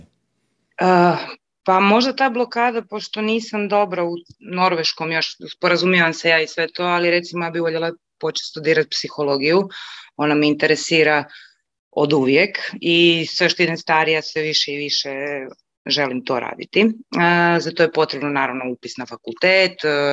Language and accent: Croatian; Rijeka, Primorje-Gorski Kotar County, Croatia; moved away as an adult; now in Norway; inače sam iz Rijeke, iz Hrvatske